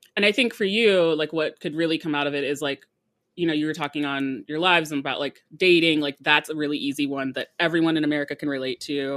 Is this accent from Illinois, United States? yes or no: yes; Chicago, Illinois, United States; Born and raised in Chicago.